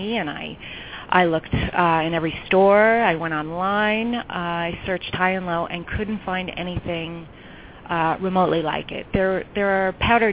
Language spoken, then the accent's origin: English; New York, United States; also born or lived in California; now in Chicago, United States; I was born and raised in New York. But Chicago now feels like home to me because I've been here for over 20 years